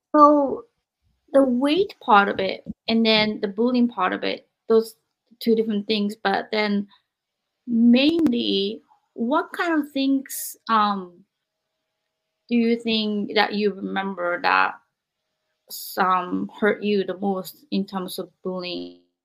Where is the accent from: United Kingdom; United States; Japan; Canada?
Japan; moved away; growing up in Japan